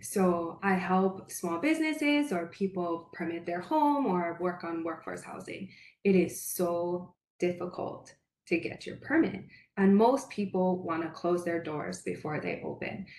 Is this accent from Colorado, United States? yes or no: no; Paia, Hawaii, United States; also born or lived in Makawao, Hawaii; I'm born and raised in Paia, and now I live in Makua with my husband and my four children.